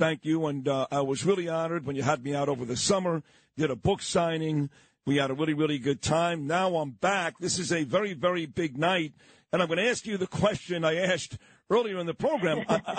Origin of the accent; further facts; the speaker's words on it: New York City, New York, United States; I'm from Brooklyn, okay?